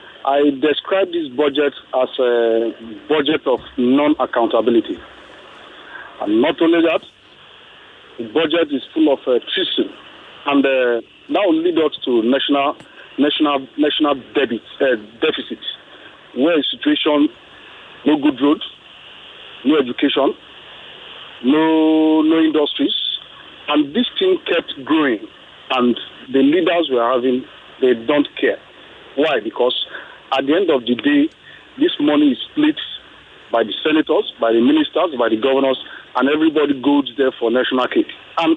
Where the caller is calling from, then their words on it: Ikeja, Lagos, Nigeria; Yeah, I'm calling from Ikeja.